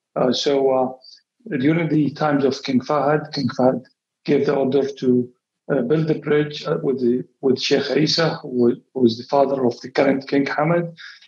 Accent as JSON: {"language": "English", "town": "Riyadh", "region": "Riyadh Province", "country": "Saudi Arabia", "tie": "born or raised there", "also_born_or_lived": "Eastern Province, Saudi Arabia", "moved": "as an adult", "lives_now": "Bahrain", "said": "Yes. I grew up in Riyadh. Our family is one of the oldest families in Riyadh. We are about 1,500 people today in Riyadh. And I did my high school in Riyadh. Then I moved to the Eastern Province"}